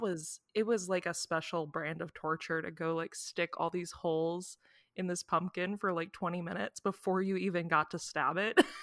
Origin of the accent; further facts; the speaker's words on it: Midwest, United States; we're both from the Midwest